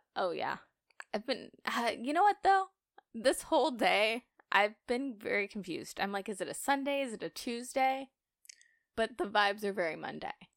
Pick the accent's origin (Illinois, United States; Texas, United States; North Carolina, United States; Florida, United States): North Carolina, United States; Outer Banks; growing up on the Outer Banks, they really facilitated the party lifestyle for children